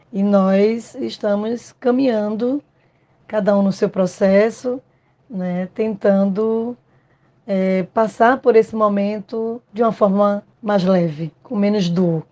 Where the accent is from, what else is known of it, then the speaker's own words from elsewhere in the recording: Pernambuco, Brazil; sou pernambucana e moro em Recife